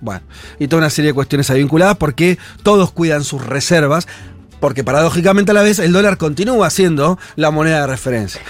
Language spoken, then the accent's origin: Spanish; Argentina